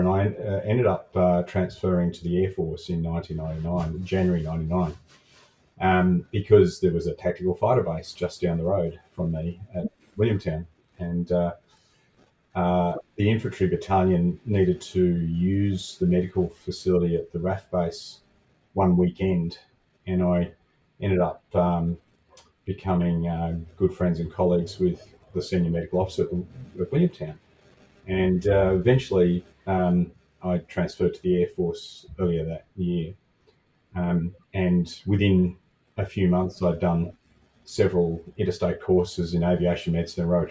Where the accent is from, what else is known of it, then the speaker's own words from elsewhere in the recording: Sydney, New South Wales, Australia; also born or lived in Newcastle / Port Stephens; I grew up in Sydney and went to high school here